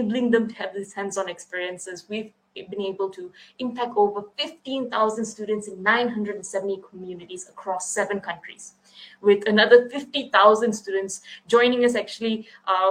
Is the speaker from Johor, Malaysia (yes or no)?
yes; Kluang, Johor, Malaysia; we share the same hometown. We are both from Kuang, Malaysia